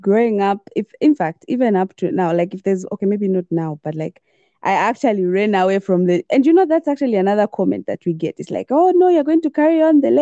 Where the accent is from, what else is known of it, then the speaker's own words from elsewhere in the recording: Lusaka, Lusaka Province, Zambia; grew up in Lusaka, born and bred in Lusaka